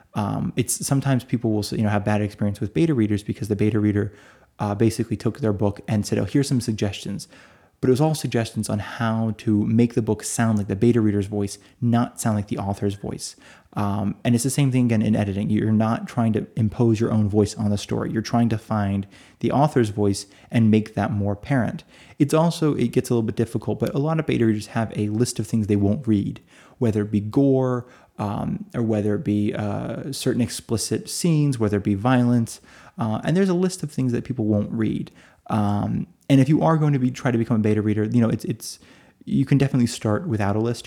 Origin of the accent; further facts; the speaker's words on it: United States; now in Italy; I'm in Italy. Uh, so although I'm American, although I read in English, I am listed as being in Italy.